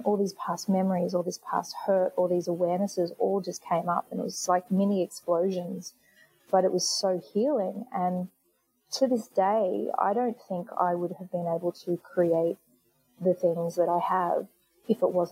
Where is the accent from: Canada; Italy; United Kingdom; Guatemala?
United Kingdom; England; also born or lived in New York; now in Australia; I was born in England, and I went back to England to just have some time off, you know, and enjoy the city that I was from and see my family